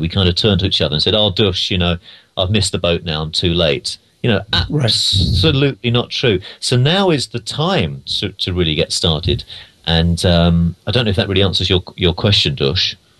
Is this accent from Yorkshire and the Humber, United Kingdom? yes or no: no; London, United Kingdom; moved away as an adult; now in United States; I'm from London originally